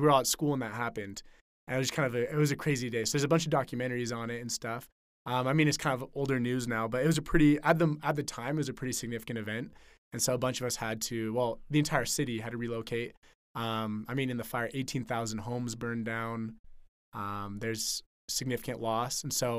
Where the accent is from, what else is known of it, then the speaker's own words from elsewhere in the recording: Chico, California, United States; now in Lake Tahoe, United States; I'm from Northern California, Chico, California. So it's by Chico State